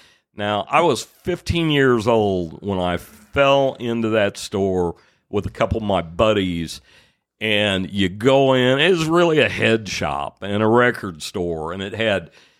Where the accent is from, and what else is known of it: Evansville, Indiana, United States